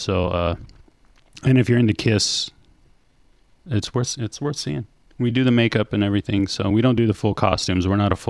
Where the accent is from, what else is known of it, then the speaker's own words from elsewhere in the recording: Spanaway, Washington, United States; also born or lived in Graham, Washington; I grew up like about 3 miles from there. And then we moved out to Graham when I got like up to high school age. But yeah, I lived in Spanaway and Graham my whole formative years.